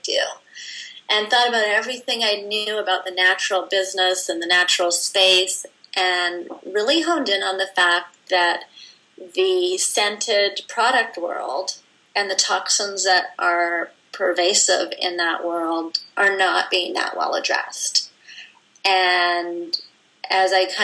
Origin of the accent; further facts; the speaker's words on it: Vancouver, British Columbia, Canada; moved away; my hometown of Vancouver